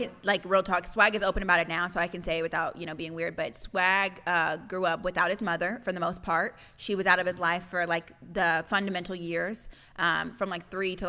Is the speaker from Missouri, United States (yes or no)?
yes; Lee's Summit, Missouri, United States; moved away as an adult; also born or lived in Texas; where I'm literally from Lee Summit, Missouri, which is like the suburbs. There was only 4 black families where I'm from.